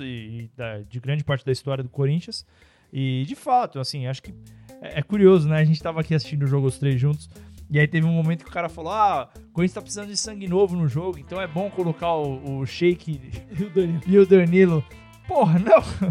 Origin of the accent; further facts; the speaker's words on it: São Paulo, Brazil; nós somos aqui de São Paulo